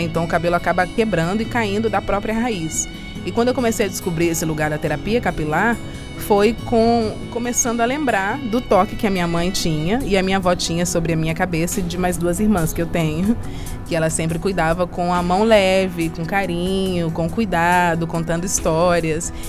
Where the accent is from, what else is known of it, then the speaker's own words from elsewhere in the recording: Belo Horizonte, Minas Gerais, Brazil; now in Rio de Janeiro, Brazil; Eu venho do Brasil, eu sou mineira de Belo Horizonte e moro no Rio de Janeiro atualmente